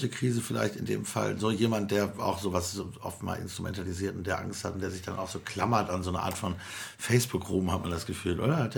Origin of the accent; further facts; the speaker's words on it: North Rhine-Westphalia, Germany; weil ich komme aus Nordrhein-Westfalen, wir haben das jedenfalls nicht gehört